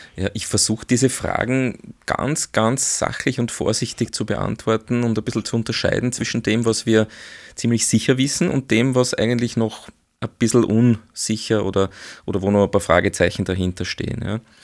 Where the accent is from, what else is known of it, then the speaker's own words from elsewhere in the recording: Austria; bei uns in Österreich